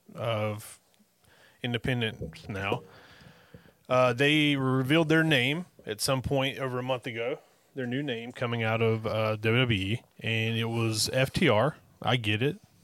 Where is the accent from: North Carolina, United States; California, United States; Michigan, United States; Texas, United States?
North Carolina, United States; we are from North Carolina